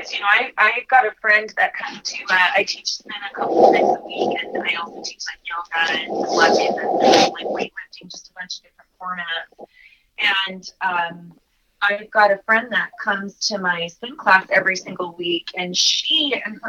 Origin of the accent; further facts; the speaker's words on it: Utah, United States; I'm from Utah